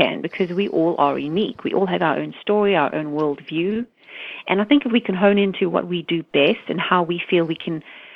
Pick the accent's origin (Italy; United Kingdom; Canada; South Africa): South Africa; now in United States; Growing up in South Africa